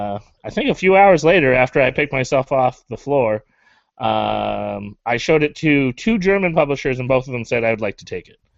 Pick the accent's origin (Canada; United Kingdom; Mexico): Canada; I'm a Canadian